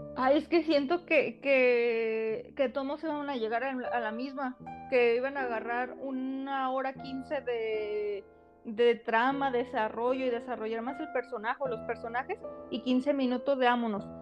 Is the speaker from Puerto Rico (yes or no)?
no; Mexico; nos representan como mexicanos